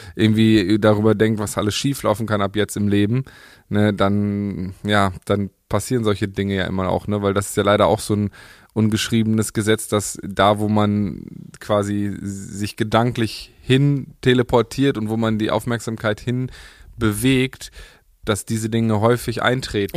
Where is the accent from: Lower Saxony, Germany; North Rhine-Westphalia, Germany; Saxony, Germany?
North Rhine-Westphalia, Germany; Paderborn; meine Heimatstadt